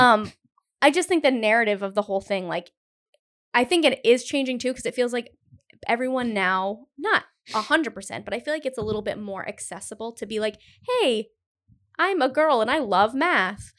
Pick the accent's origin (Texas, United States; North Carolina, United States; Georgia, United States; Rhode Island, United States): Rhode Island, United States; Cumberland; I grew up in Cumberland